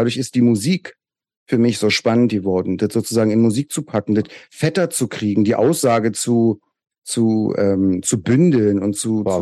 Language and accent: German; Köpenick, Berlin, Germany; Ich erinnere mich, dass wir am Schlossplatz bei uns in Köpenick, die, damals gab es ja noch gar nicht so richtig Gras